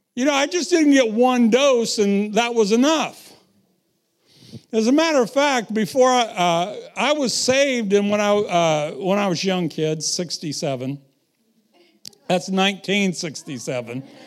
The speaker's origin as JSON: {"language": "English", "country": "United States", "tie": "born or raised there", "moved": "yes", "said": "I was raised around the Missouri River"}